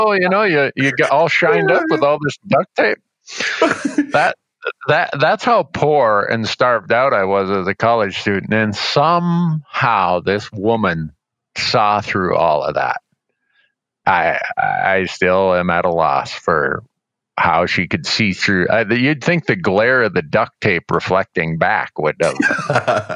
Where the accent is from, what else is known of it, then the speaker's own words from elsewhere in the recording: United States; also born or lived in northwestern Ontario; growing up on the Canadian border and spending a lot of time in Fort Francis, Sioux Narrows, and Kenora